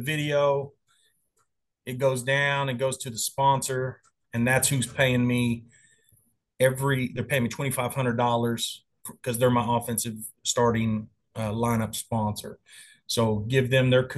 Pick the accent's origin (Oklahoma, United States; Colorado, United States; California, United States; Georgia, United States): Oklahoma, United States; Enid; my hometown over in Enid, Oklahoma.